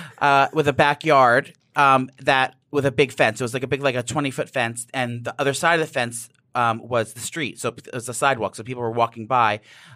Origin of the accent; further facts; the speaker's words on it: New Jersey, United States; I was born and raised in New Jersey, right outside the metropolis of New York City.